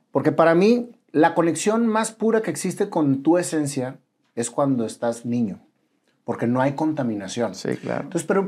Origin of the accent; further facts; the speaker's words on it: northern Mexico, Mexico; Es como somos los norteños.